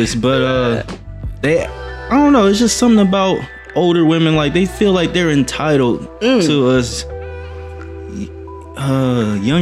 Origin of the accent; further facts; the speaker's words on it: Stockton, California, United States; also born or lived in Berkeley, California / Oakland, California; I was born in Berkeley, California. Raised in Stockton most of my life.